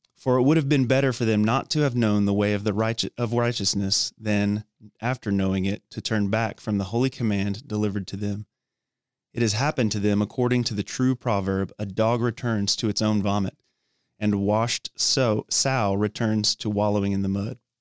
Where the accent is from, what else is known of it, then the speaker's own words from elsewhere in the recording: Dallas, Texas, United States; also born or lived in Georgia / Thailand / Tennessee / College Station, Texas; grew up in the Dallas Fort Worth area